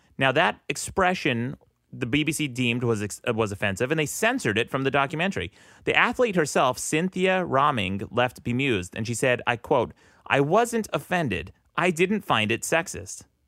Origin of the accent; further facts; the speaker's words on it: Utah, United States; I'm from Utah